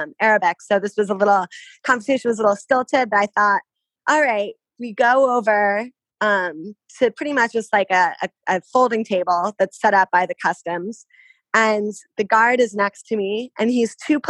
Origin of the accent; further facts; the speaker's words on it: outside of New York, United States; I grew up outside of New York, an hour outside of New York City.